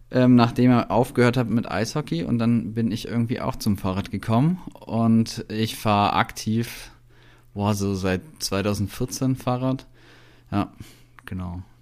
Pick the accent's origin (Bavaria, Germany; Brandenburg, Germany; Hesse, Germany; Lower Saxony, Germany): Bavaria, Germany; Kempten; also born or lived in Berlin, Germany; bin 33 Jahre alt, ähm, komme aus Kempten im Allgäu, also eigentlich aus Weidnau.